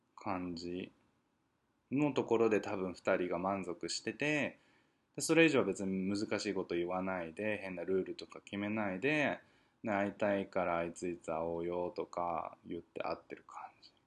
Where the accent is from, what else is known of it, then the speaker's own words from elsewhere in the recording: Tokyo, Japan; moved away as an adult; now in New York, United States; 生まれてから二十、二十三年しか東京にいなかったのにさ